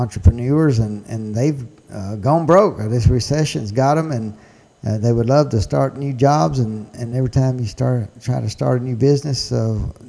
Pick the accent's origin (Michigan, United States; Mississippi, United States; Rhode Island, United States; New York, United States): Mississippi, United States; Tippah County; I was born in Tippah County, Mississippi